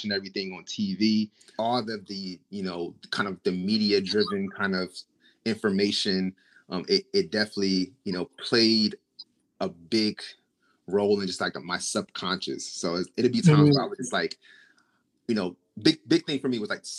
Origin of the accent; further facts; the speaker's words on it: Trenton, New Jersey, United States; Grew up, born and raised in Trenton, New Jersey